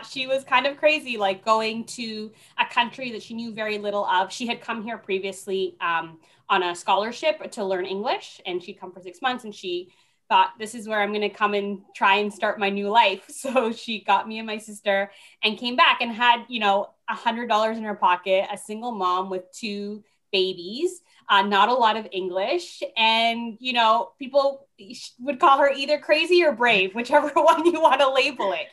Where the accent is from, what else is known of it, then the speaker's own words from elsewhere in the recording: Toronto, Ontario, Canada; also born or lived in Panama; Yeah, I actually grew up in Toronto. I was born in Panama. Oh. But I came to Toronto when I was only a year old.